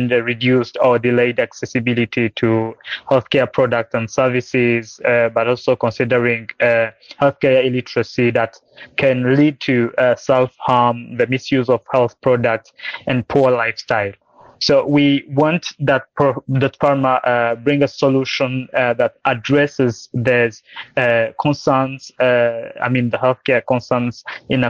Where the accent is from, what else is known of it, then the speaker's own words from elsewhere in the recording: Burundi; now in Rwanda; I'm based in Rwanda nowadays. I was born and raised in Burundi